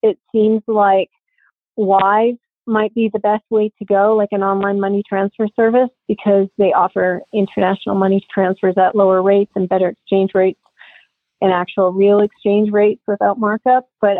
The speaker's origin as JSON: {"language": "English", "country": "Canada", "moved": "yes", "lives_now": "Idaho, United States", "said": "I'm Canadian. I now live in Idaho."}